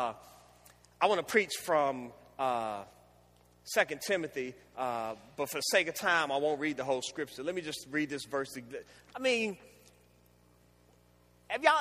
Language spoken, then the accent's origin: English; Washington, District of Columbia, United States; Growing up in the Washington, D.C. area, which was Chocolate City at that time